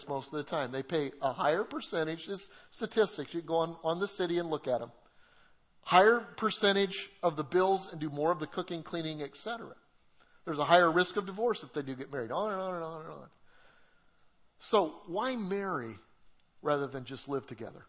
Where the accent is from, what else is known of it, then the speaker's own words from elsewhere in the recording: Colorado, United States; moved away; Debbie and I, we're from Colorado